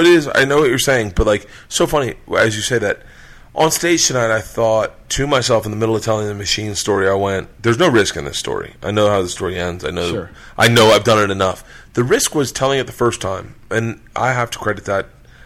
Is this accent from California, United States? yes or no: no; Tampa, Florida, United States; moved away as an adult; also born or lived in Tallahassee / Los Angeles; I grew up in Tampa, went to school in Tallahassee.